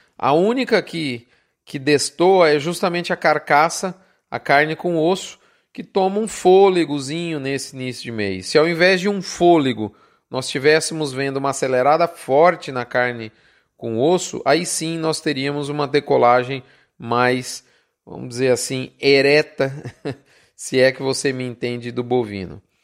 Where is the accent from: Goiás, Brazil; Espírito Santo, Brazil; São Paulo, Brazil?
São Paulo, Brazil; eu deixava a capital de São Paulo, onde eu vivia, onde eu nasci, para ficar meses no interior do Mato Grosso do Sul, e por isso mesmo eu acabei escolhendo a profissão da medicina veterinária, apesar de ser paulistano